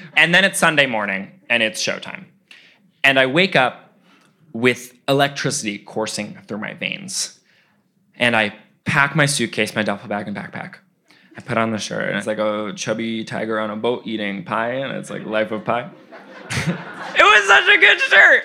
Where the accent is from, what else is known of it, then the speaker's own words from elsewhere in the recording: New York City, New York, United States; also born or lived in Philadelphia; I was raised in Brooklyn by five debatably six gay parents